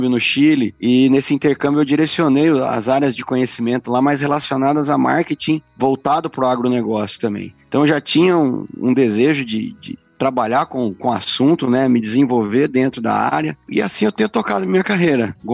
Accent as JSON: {"language": "Portuguese", "town": "Santa Cruz do Rio Pardo", "region": "São Paulo", "country": "Brazil", "said": "eu sou do interior de São Paulo, cidade chama Santa Cruz do Rio Pardo."}